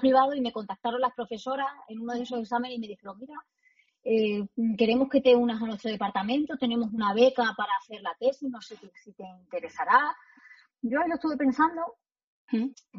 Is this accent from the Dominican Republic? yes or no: no; Almendralejo, Extremadura, Spain; moved away as an adult; also born or lived in Madrid; Yo nací en Extremadura, eh, soy de un pueblo que se llama Almendralejo, que está en la Tierra de Barros, muy cerquita de Mérida